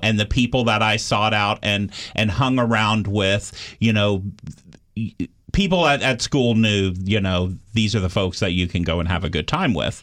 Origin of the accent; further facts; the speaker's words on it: Austin, Texas, United States; I grew up in Austin, Texas, which for Texas, Austin is a, a liberal bubble